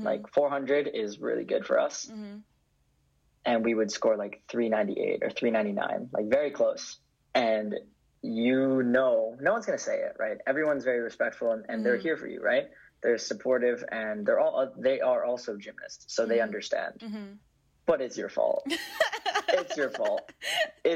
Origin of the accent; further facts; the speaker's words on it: Vancouver, British Columbia, Canada; moved away as an adult; now in Berkeley, United States; I grew up in Vancouver and I go to UC Berkeley